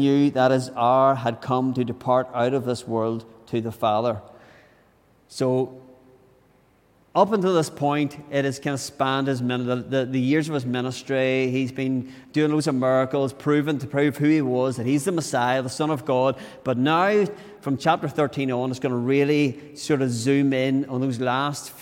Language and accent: English; Tyrone, Northern Ireland, United Kingdom; So I was brought up in Tyrone.